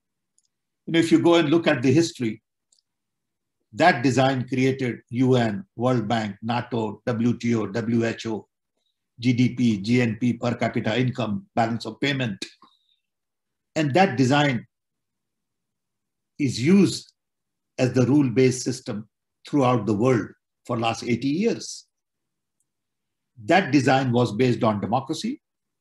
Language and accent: English; India; now in Chicago, United States; I was born in British Raj.